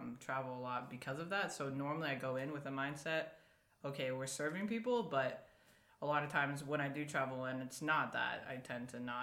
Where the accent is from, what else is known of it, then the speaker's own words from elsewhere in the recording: Colorado, United States; moved away as an adult; also born or lived in Nebraska; I'm actually from Colorado